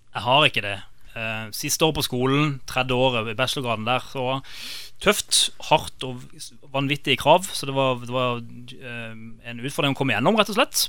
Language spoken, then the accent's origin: Norwegian; Kristiansand, Agder, Norway; also born or lived in London; opprinnelig så er jeg fra Fagerholt. Gimletolgutt.